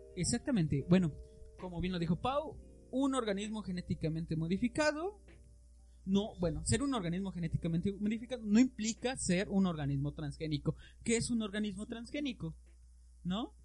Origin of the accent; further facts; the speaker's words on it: Mexico; nos lastima como mexicanos